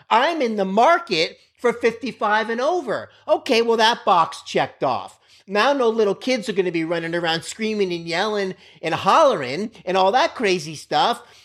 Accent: Miami, Florida, United States; I grew up in Miami, Florida on a main road

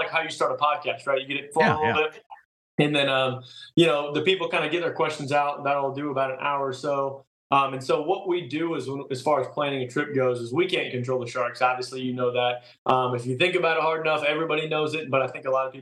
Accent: Kansas City, United States; moved away; I'm from Kansas City

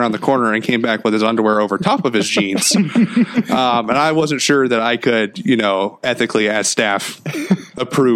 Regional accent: Winchester, Indiana, United States; I grew up in a small town in Indiana, about 2 hours south of here, called Winchester, Indiana

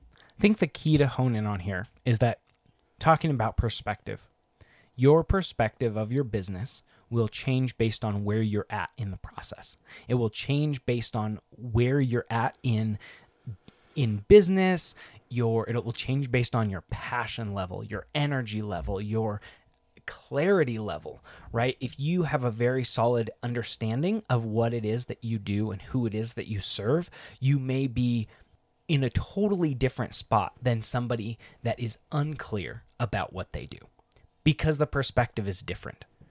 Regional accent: Northwest Washington, United States; Northwest Washington, where it's green and lush

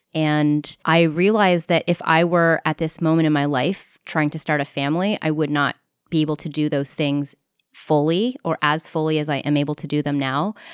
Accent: United States; first language English; I am American. My first language was English

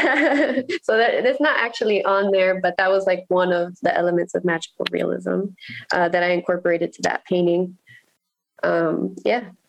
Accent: Miami, Florida, United States; moved away as an adult; also born or lived in Virginia / Nicaragua; now in Baltimore, United States; I grew up in Miami

